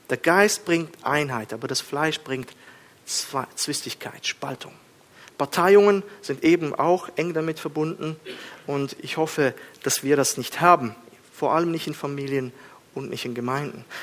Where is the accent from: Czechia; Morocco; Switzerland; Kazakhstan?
Kazakhstan; Ich bin in Kasachstan aufgewachsen. Wir haben uns geschlagen die ganze Zeit. Hof gegen Hof und äh, Steine flogen und alles.